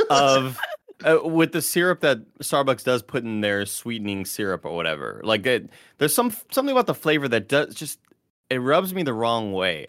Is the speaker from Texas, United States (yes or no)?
yes; Texas, United States; now in San Francisco, United States; I'm from Texas, and this is kind of what I'm used